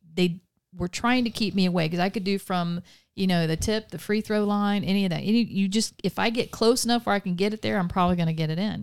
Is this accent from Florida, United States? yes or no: yes; Vero Beach, Florida, United States; also born or lived in Melbourne, Florida / Palm Bay, Florida / Avon Park, Florida / Mulberry, Florida; I was born in Melbourne, Florida in nineteen seventy.